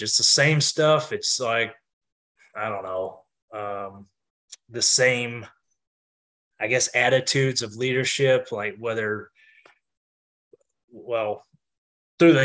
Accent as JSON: {"language": "English", "region": "Kentucky", "country": "United States", "tie": "born or raised there", "moved": "yes", "said": "I was born in Kentucky"}